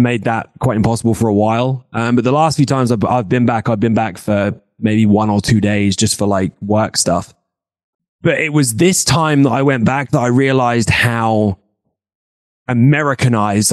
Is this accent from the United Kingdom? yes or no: yes; United Kingdom; moved away; as a British lad growing up